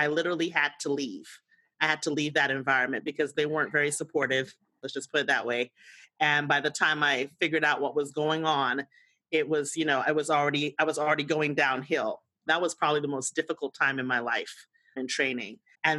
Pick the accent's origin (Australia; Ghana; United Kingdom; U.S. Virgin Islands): U.S. Virgin Islands; now in United States; My story is a mountain. I'm originally from the Virgin Islands. And those who are not U.S. born understand the code switch.